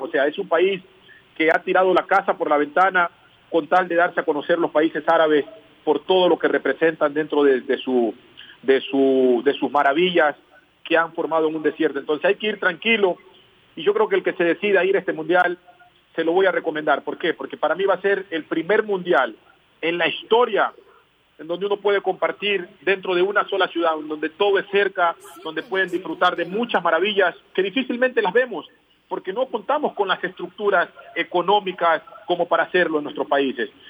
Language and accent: Spanish; Ecuador; moved away as an adult; also born or lived in Qatar; el un país es porque soy ecuatoriano y no lo voy a cambiar. Y el otro país es porque también soy catarí